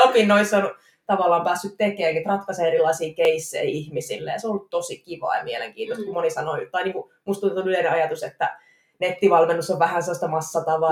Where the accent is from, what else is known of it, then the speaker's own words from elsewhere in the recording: Jyväskylä, Central Finland, Finland; accent: Jyväskylä dialect; moved away as an adult; now in Tampere, Finland; Tampereella asustelen nykyään, Jyväskylästä on kotoisin